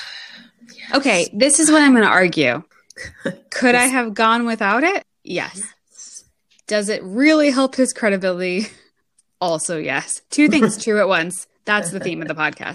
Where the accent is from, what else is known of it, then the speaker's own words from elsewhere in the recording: United States; me being American